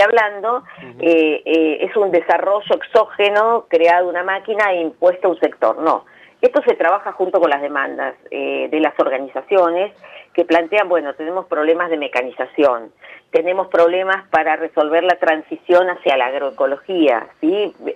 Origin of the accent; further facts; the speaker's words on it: Argentina